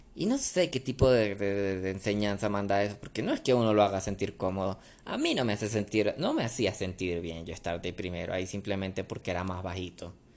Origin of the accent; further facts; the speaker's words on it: Venezuela; moved away as an adult; now in Colombia; yo crecí en Venezuela